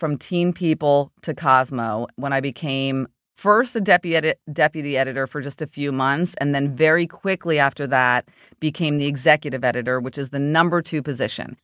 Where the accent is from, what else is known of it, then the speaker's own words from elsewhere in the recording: New Jersey, United States; I went to Rutgers in New Jersey, my home state